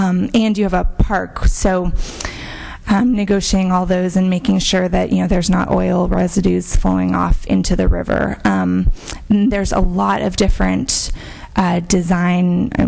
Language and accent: English; Petaluma, California, United States; being born and raised in Petaluma